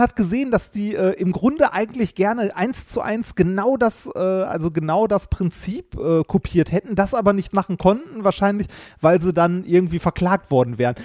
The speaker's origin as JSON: {"language": "German", "area": "Ruhr area", "region": "North Rhine-Westphalia", "country": "Germany", "tie": "born or raised there", "said": "Ich bin auch im Ruhrgebiet groß geworden"}